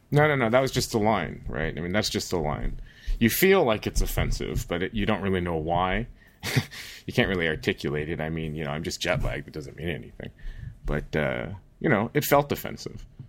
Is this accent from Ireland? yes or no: no; United States; now in Netherlands; I, as an American